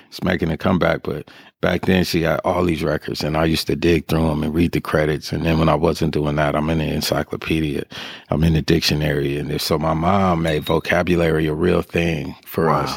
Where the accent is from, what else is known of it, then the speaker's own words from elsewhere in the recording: Sacramento, California, United States; I'm a Sacramento baby from birth. I was born at Methodist Hospital.